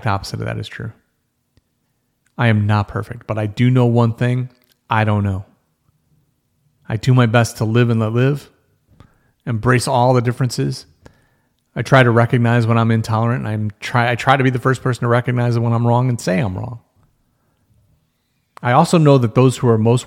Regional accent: United States

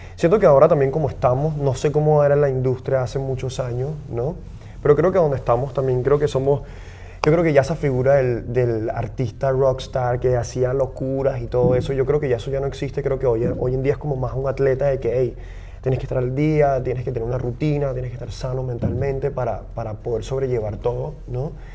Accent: Venezuela; Yo, yo también como venezolano, para mí es muy importante como la realidad que yo he vivido como venezolano

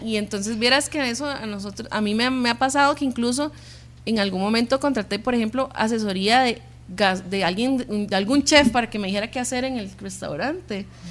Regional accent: Sabanilla, San José, Costa Rica; toda la vida nacimos y crecimos en Sabanilla, en Carmiol

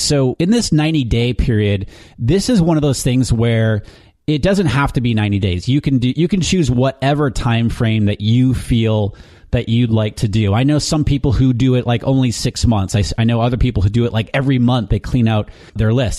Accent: New Hampshire, United States; moved away; I'm originally from New Hampshire, and my mom lives back there with my sisters

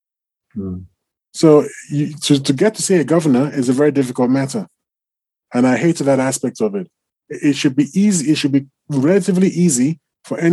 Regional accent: Nigeria; I'm Nigerian

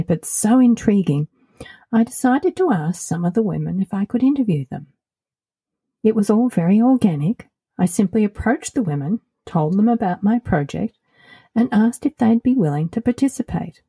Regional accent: Australia; moved away as an adult; also born or lived in United States / Colorado; now in Portugal; As you might have noticed by my accent, I'm originally from Australia

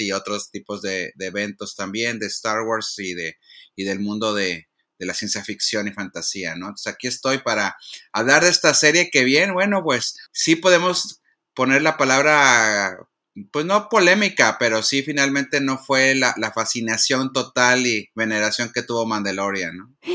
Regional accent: Monterrey, Nuevo León, Mexico; now in Los Angeles, United States; Yo soy eh, regiomontano, si me sale el acento o si ya no me lo adelantó hace rato, pues ya lo confirmaron, soy regiomontano

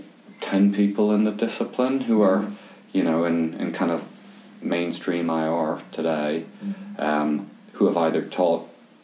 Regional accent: Limerick, Munster, Ireland; moved away as an adult; now in Glasgow, United Kingdom; And we grew up about 10 miles outside Limerick City in a small village, which at that time was still a village which was disconnected from the city. So it was a rural upbringing.

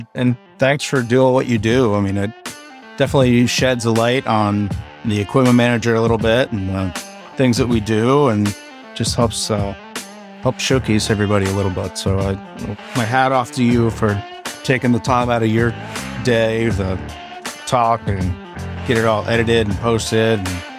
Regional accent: Maryland, United States; Growing up on the Eastern Shore of Maryland, there's nothing better than a hot bushel of crabs.

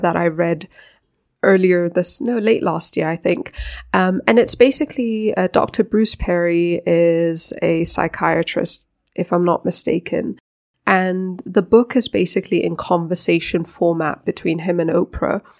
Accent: Denmark; now in Africa; I was born in Denmark, so I'm Danish by birth

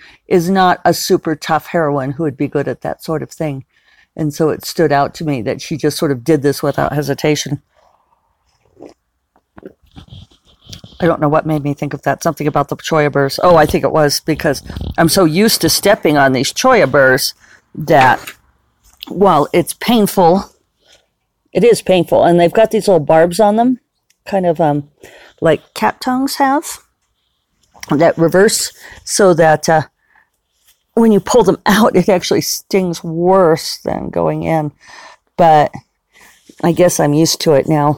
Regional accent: Denver, Colorado, United States; now in Santa Fe, United States; the house I grew up in Denver

